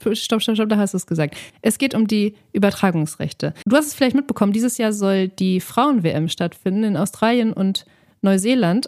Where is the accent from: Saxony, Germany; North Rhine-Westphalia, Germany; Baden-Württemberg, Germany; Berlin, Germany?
North Rhine-Westphalia, Germany; Dortmund; ich komme aus Dortmund